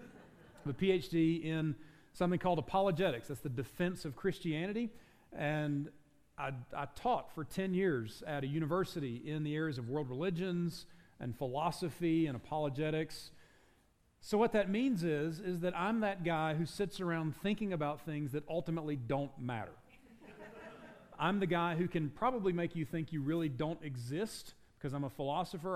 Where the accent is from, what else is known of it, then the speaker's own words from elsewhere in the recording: South Carolina, United States; now in Utah, United States; I grew up in South Carolina, the actual Dixie